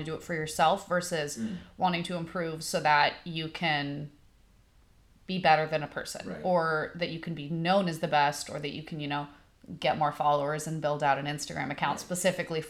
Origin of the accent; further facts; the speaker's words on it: Sammamish, Washington, United States; also born or lived in San Diego, California; I grew up in Sammamish, so you have a lot of bigger lakes